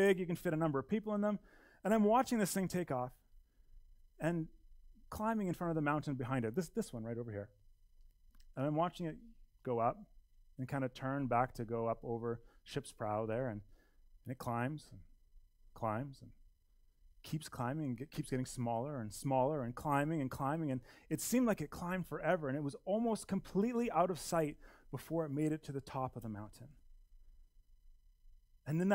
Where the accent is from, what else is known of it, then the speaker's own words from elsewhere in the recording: Edmonton, Alberta, Canada; now in Canmore, Canada; I grew up in Edmonton